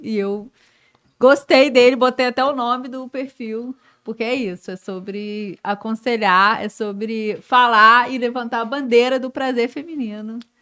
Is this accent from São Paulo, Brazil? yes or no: no; Belo Horizonte, Minas Gerais, Brazil; moved away as an adult; now in Rio de Janeiro, Brazil; eu sou de BH, né? Eu sou mineira.